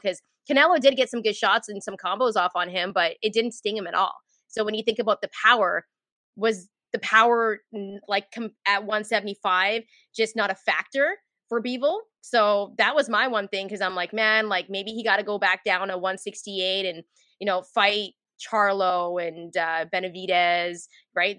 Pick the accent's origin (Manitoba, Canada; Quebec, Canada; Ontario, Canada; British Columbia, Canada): British Columbia, Canada; Vancouver; when I was a kid growing up in Vancouver